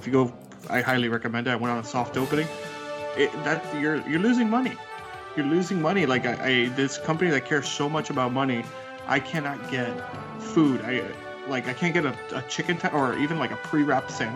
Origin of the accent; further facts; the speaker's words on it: South Florida, United States; I come from South Florida where things are open 24 hours